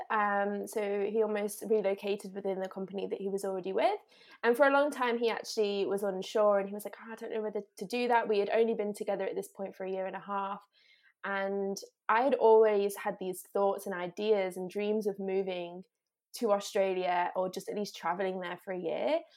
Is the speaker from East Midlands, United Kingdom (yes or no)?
yes; Derby, East Midlands, United Kingdom; moved away as an adult; I grew up in England, so I've always lived in England until, until two years ago, um, and I lived right in the centre of England in a place called Derby